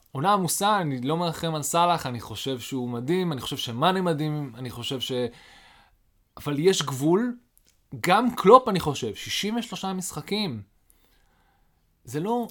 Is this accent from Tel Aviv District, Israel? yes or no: no; Haifa, Haifa District, Israel; אני גדלתי בחיפה